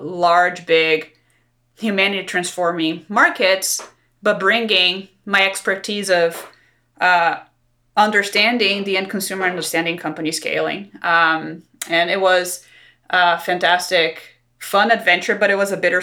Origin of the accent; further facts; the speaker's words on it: Brazil; moved away as an adult; I'm actually from Brazil, and a long time ago, I was a practicing lawyer for venture capitalists in Brazil